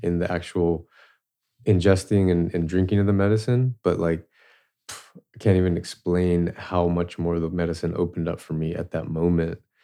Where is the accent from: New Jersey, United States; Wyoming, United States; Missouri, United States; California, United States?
California, United States; Southern; I grew up in Southern California. Uh, my house was not too far from the border of Tijuana